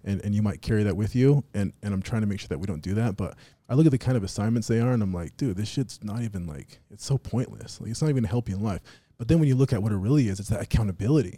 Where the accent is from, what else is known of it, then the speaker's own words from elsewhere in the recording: Las Vegas, Nevada, United States; moved away; we slur our words, like, where I'm from in Vegas, you know, we, we talk that way.